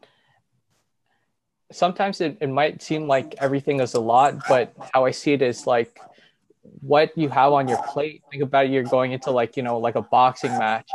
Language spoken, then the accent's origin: English; Toronto, Ontario, Canada; I'm Filipino, born and raised in Toronto